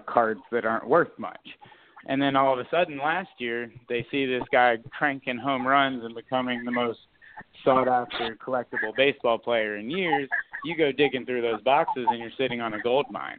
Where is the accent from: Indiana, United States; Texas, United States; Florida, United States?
Florida, United States; South; moved away; I grew up playing hockey in South Florida